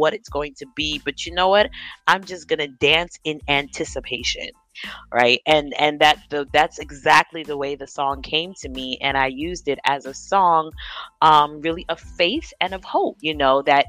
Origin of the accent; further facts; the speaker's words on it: New York, United States; I am from New York. I live in New York, but my background, my late father was from Ghana, West Africa.